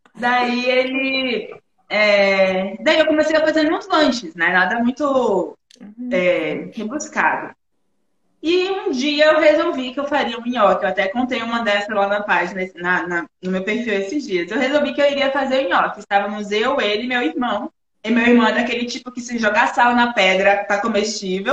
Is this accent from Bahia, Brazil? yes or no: yes; Feira de Santana, Bahia, Brazil; moved away as an adult; also born or lived in Salvador; Eu sou natural da Bahia, Feira Santana, Bahia